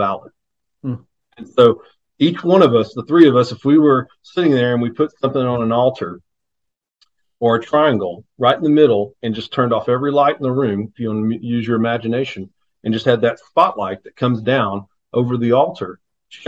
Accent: East Texas, United States; I grew up in East Texas.

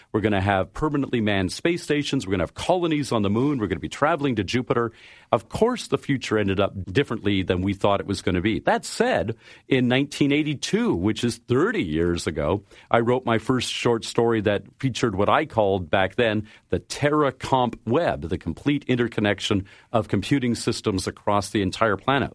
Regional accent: Canada; I am a Canadian

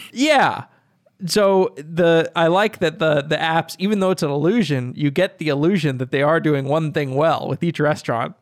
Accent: Austin, Texas, United States; I'm from Austin

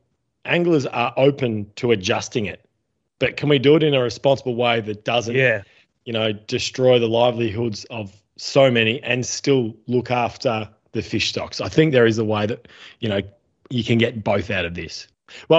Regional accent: Western Australia, Australia; we as Western Australian recreational anglers

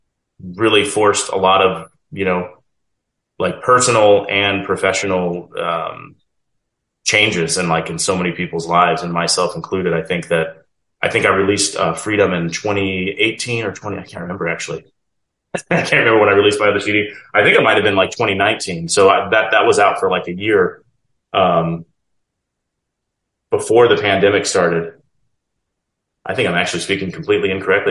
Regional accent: Federal Way, Washington, United States; also born or lived in Vancouver, Washington; I'm from Washington State originally. I grew up in the Seattle area in a suburb called Federal Way, Washington

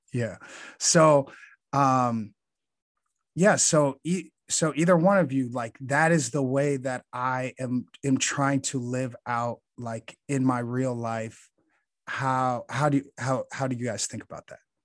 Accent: Chicago, Illinois, United States; growing up in Chicago

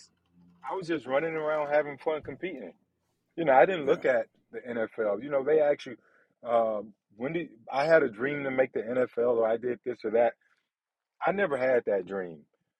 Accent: Belgrade, Serbia; One of the fastest guys in my hometown back in Belgrade.

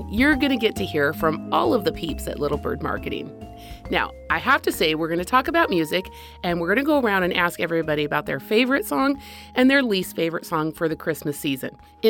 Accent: Spain; But a fun one for me is an old, old memory that I have growing up in Spain and wanting desperately to kiss this British boy that lived down the hall.

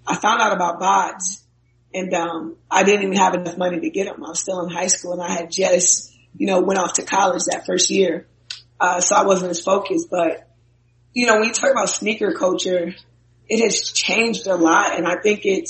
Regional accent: Minnesota, United States; I'm from Minnesota.

